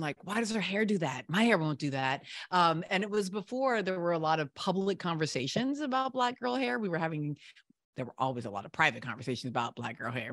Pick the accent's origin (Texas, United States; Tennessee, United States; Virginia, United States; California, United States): Virginia, United States; I grew up in Virginia